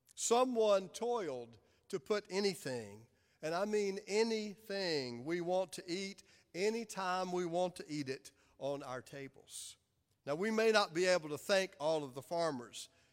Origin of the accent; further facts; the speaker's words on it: Clinton, South Carolina, United States; now in Charlotte, United States; Amy and I were raised in Clinton, South Carolina